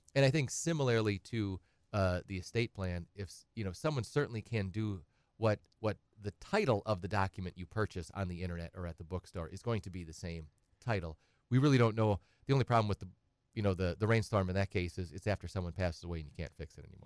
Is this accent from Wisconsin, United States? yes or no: yes; Edgar, Wisconsin, United States; also born or lived in Madison / Twin Cities; now in Wausau, United States; I'm from Edgar originally